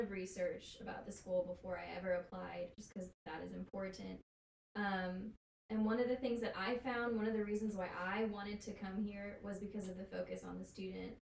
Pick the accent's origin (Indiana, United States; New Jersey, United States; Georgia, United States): Georgia, United States; Powder Springs; I'm originally from Powder Springs